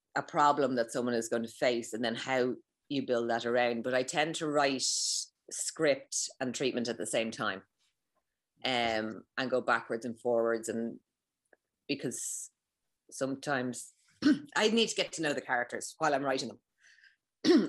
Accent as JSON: {"language": "English", "country": "Ireland", "said": "as someone who's Irish"}